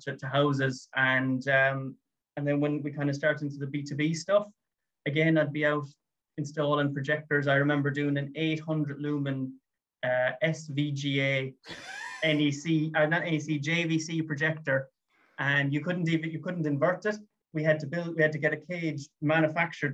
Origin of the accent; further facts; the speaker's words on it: Limerick, Munster, Ireland; also born or lived in United Kingdom; I'm from Limerick